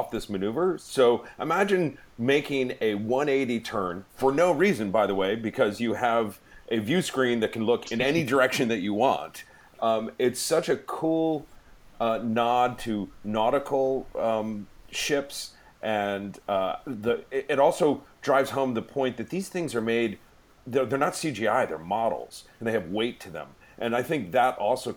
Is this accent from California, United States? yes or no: no; Connecticut, United States; we grew up in Connecticut, we'd be on a motorboat